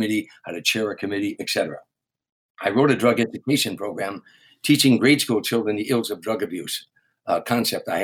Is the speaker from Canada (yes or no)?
no; Harvey, Illinois, United States; moved away as an adult; growing up in Harvey